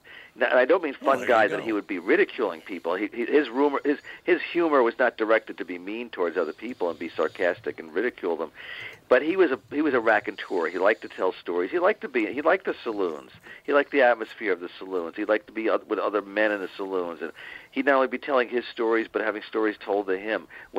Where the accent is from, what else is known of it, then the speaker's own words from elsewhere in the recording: Bronx, New York, United States; I was born in the Bronx. I lived there till I was 8 years old, and I think that maybe being part of a city, you do have this romantic notion of what the Great Plains are like